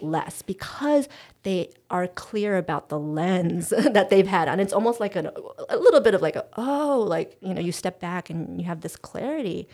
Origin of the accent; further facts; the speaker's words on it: United States; in American culture, we prize direct communication